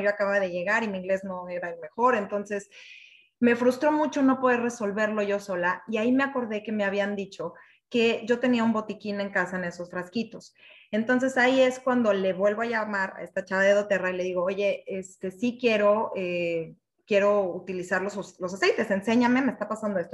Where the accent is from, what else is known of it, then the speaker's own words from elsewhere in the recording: Mexico City, Mexico; soy mexicana de la Ciudad de México